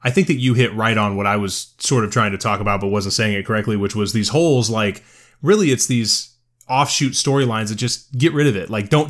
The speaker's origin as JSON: {"language": "English", "town": "Pekin", "region": "Illinois", "country": "United States", "tie": "born or raised there", "said": "And all I can think about when they say Jimbo is I grew up in Pekin, Illinois, and there was a restaurant called Jimbo's."}